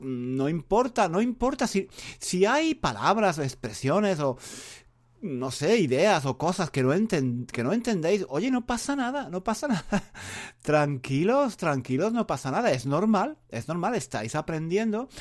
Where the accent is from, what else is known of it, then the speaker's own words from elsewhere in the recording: Spain; first language Spanish; yo, que, soy español.